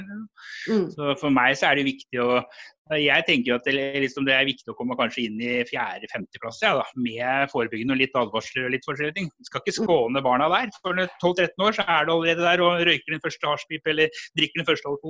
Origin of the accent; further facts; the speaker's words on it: Oslo, Norway; born there; jeg ble født i Oslo.